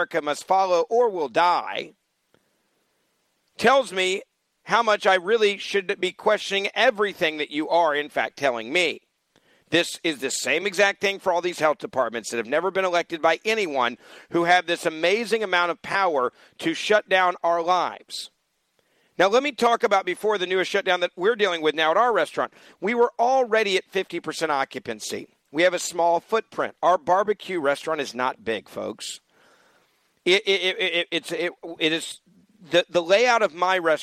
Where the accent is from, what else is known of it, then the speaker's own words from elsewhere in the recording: Memphis, Tennessee, United States; Memphis, Tennessee, my hometown